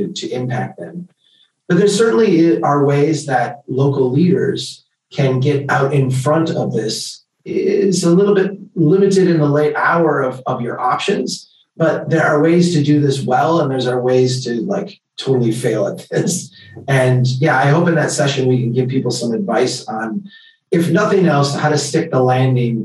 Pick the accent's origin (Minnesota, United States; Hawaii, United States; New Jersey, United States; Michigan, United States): Minnesota, United States; Brainerd; We started an organization here called Brainerd Community Action